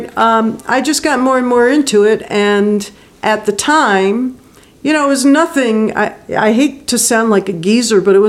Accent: Baltimore, Maryland, United States; moved away; also born or lived in Montreal; I grew up in Baltimore

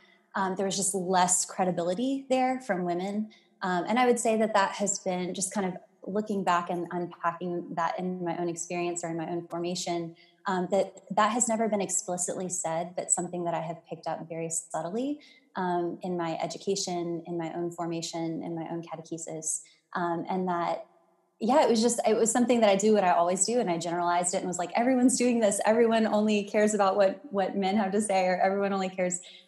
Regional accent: Mississippi, United States; also born or lived in Louisiana; born in Louisiana, grew up in Mississippi

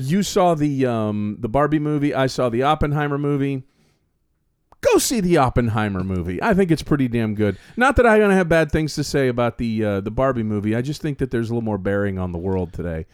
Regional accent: the South, United States; also born or lived in South Florida; as a Southern youngster

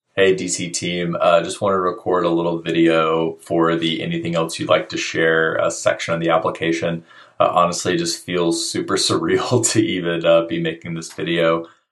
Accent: Alabama, United States; I'm from Alabama

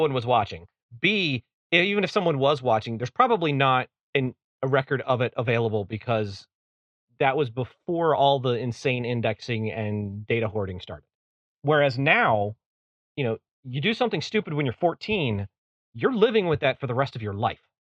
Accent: East Coast, United States; Where I grew up on the East Coast

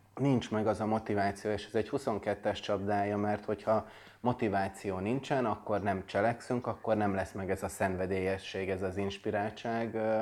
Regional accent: Budapest, Hungary; Budapesten születtem, nőttem fel

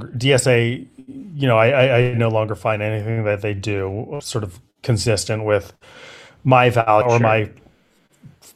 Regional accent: Berkeley, California, United States; I grew up in Berkeley.

